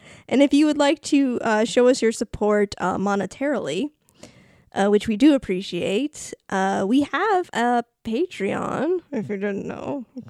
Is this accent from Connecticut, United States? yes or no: no; Rhode Island, United States; accent: Rhode Island; Did you hear my Rhode Island accent come out?